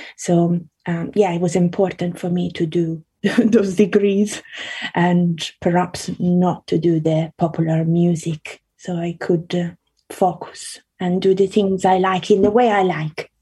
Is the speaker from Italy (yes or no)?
yes; Italy; also born or lived in Carrara, Italy / Australia / South London, United Kingdom; now in London, United Kingdom; I grew up in Italy, so I went to primary school um, in Italy, and then um, I lived in Australia as well.